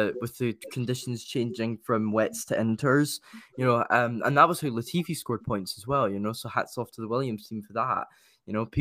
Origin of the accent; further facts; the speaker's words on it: Dundee, Scotland, United Kingdom; I was born in Dundee